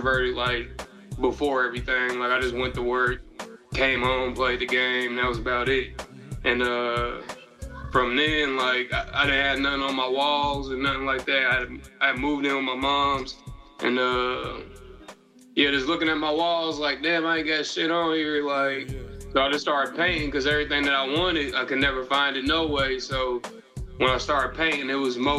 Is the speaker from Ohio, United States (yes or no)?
yes; Cincinnati, Ohio, United States; now in Nashville, United States; Cincinnati, Ohio.